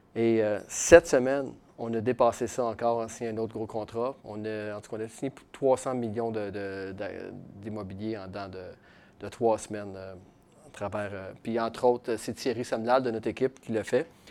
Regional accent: Quebec City, Quebec, Canada; now in Shawinigan, Canada; moi je viens de Québec, j'habite à Shawinigan

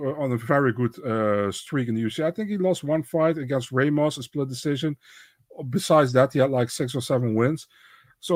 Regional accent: Netherlands; I'm from the Netherlands

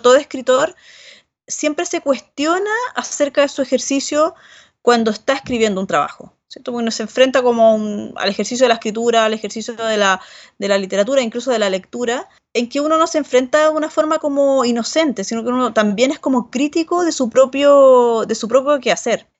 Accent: Rancagua, O'Higgins, Chile; moved away as an adult; also born or lived in San Francisco de Mostazal, Chile / Barcelona, Spain; now in Santiago, Chile; Yo no soy de Santiago, sino que vengo de una, una ciudad que está al sur de Santiago, que queda a 80 kilómetros, que se llama Rancagua

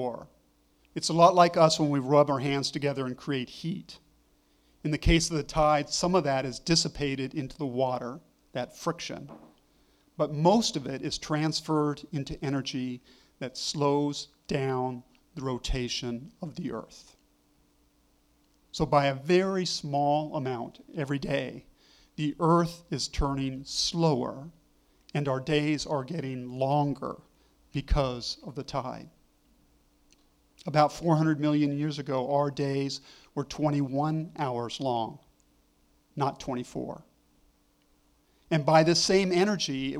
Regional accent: Malibu, California, United States; moved away; also born or lived in Oregon; I grew up in California on the California coast near Malibu

